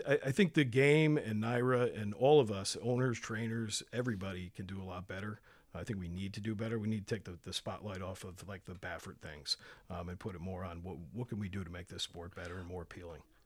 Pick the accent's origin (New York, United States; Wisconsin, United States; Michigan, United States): New York, United States; Saratoga Springs; moved away as an adult; also born or lived in Syracuse; now in Long Island, United States; I grew up in Saratoga, uh, went off to college in Syracuse